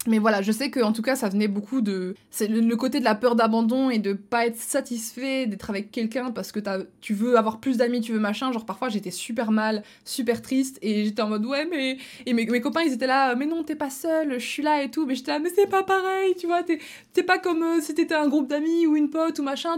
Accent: Belgium; also born or lived in near Luxembourg (Belgian side), lived at age 14; je suis belge

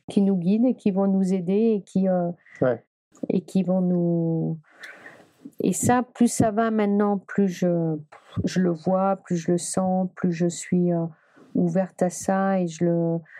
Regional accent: Brittany, France; Je suis bretonne

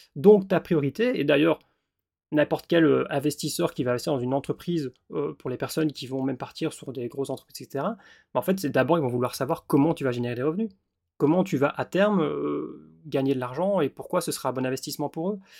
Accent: Belgium; also born or lived in Wallonia / Australia; je suis belge. Et donc forcément, je suis installé en tant qu'indépendant en Belgique, en région wallonne.

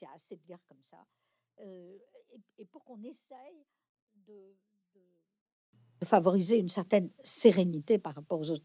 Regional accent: France; j'ai été élevée non pas dans la religion catholique, mais euh, dans la culture catholique dominante en France dans mon enfance

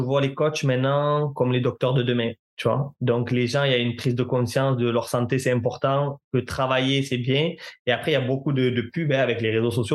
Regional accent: Marseille, Provence-Alpes-Côte d'Azur, France; je viens de Marseille, donc mon stage, je devrais le faire à Marseille

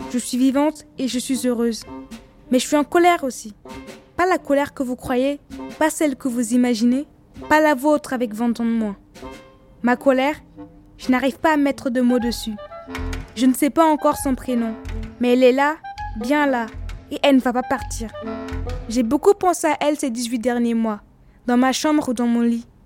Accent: Ouagadougou, Centre, Burkina Faso; Je viens de Ouagadougou, c'est ma ville. Là-bas, les copains, j'en ai plein.

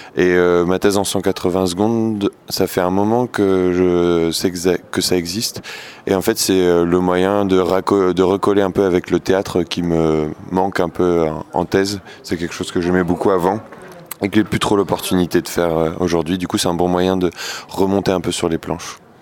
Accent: Nancy, Grand Est, France; Je viens aussi de l'Est, euh, de Nancy

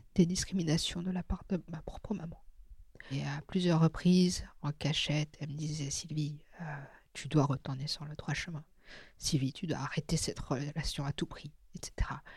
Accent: Bobigny, Île-de-France, France; first language Teochew; French is a second language; also born or lived in Drancy / Taiwan / Hong Kong; quand j'ai grandi euh, à Bobigny et à Drancy, j'ai donc baigné dans un multiculturalisme et multilinguisme

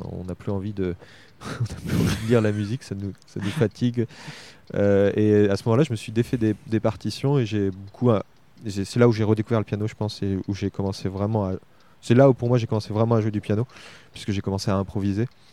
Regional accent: Argenton-sur-Creuse, Centre-Val de Loire, France; also born or lived in Nanterre / Tours / Bordeaux / Paris; Je suis pas né à Argenton, je suis né à Nanterre, mais j'ai vraiment grandi. J'ai fait euh, mon école maternelle, euh, mon école élémentaire, mon collège, mon lycée

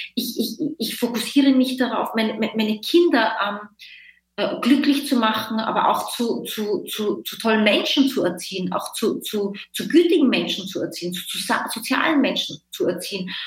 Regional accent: Linz, Upper Austria, Austria; moved away as an adult; also born or lived in Vienna, Austria; now in Berlin, Germany; Ich komme aus Österreich, äh, ich, ich komme ursprünglich aus Linz, eine mittelgroße Stadt und habe aber in Wien gelebt.

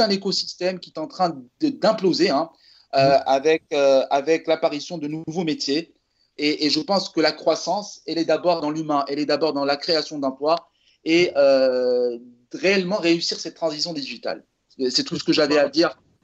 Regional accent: Morocco; je suis marocain

